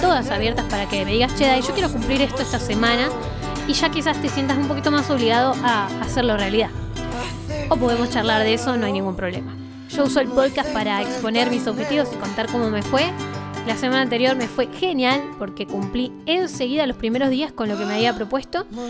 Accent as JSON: {"language": "Spanish", "town": "Bariloche", "region": "Río Negro", "country": "Argentina", "said": "soy de Bariloche."}